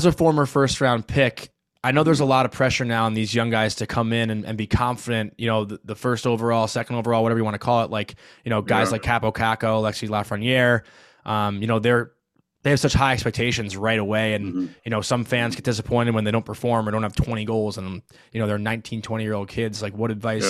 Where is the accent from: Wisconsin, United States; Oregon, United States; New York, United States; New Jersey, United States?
New York, United States; Syosset; I'm from Syosset, Long Island